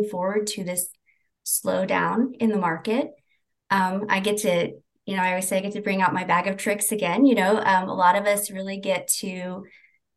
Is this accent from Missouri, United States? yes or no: yes; St. Joseph, Missouri, United States; I'm from St. Joseph